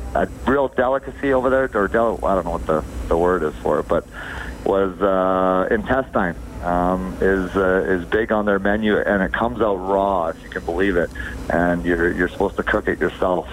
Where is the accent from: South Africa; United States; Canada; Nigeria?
Canada; Sherwood Park, Alberta; also born or lived in Edmonton; I was born in Edmonton. Uh, grew up in Sherwood Park